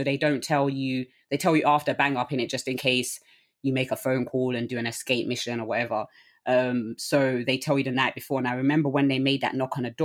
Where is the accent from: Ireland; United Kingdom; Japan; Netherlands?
United Kingdom; London; I'm from Southeast London.